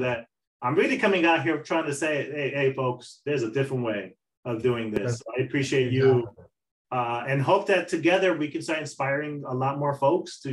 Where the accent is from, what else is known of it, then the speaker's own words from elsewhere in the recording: Dominican Republic; now in United States; me being a Dominican man